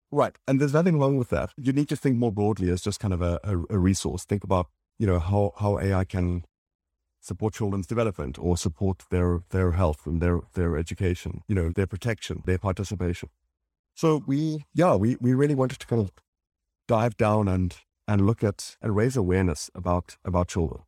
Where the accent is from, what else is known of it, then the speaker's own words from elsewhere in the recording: South Africa; moved away as an adult; also born or lived in Johannesburg / London; I'm from South Africa and then in London